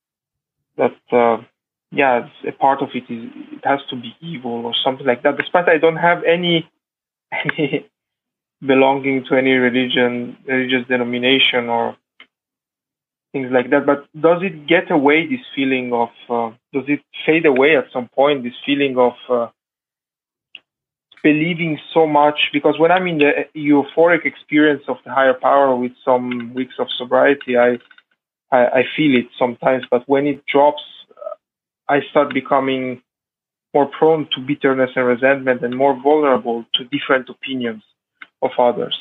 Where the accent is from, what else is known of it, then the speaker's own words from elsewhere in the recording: Italy; My parents were Iranian, but I was born and raised in Italy